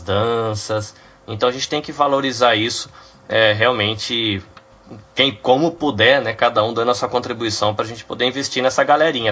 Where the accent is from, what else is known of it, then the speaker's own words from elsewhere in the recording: Brazil; moved away; eu saí do Brasil e eu sou uma daquelas pessoas que vivia no Brasil